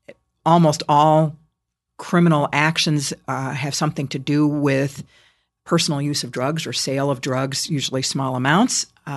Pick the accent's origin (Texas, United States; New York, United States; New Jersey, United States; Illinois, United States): Illinois, United States; Chicago; given that I was from Chicago